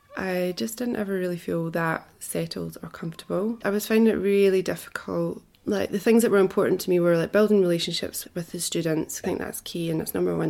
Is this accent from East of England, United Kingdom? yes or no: no; Scotland, United Kingdom; moved away as an adult; also born or lived in Wanaka, New Zealand; now in Queenstown, New Zealand; I come originally from Scotland. I was brought up there and I lived there until I was 30.